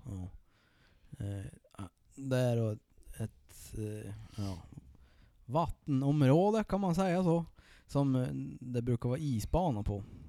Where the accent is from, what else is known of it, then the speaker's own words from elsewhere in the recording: Sollefteå, Västernorrland County, Sweden; min hemkommun